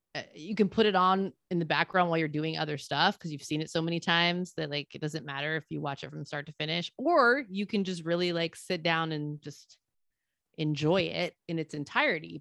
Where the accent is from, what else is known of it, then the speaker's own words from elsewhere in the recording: Salinas, California, United States; my hometown, Salinas